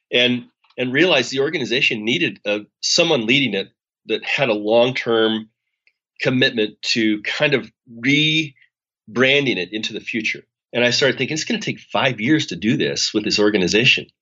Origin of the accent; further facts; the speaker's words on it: Spokane, Washington, United States; moved away as an adult; I'm from Spokane